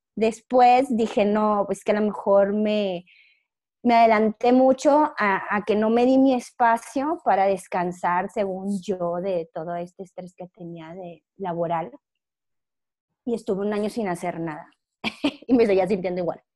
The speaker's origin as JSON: {"language": "Spanish", "town": "Monclova", "region": "Coahuila", "country": "Mexico", "tie": "born or raised there", "also_born_or_lived": "Monterrey, Mexico / Toluca, Mexico", "moved": "as an adult", "said": "yo soy de Monclova, Coahuila, y toda mi vida estuve ahí, hasta que yo salí de la carrera"}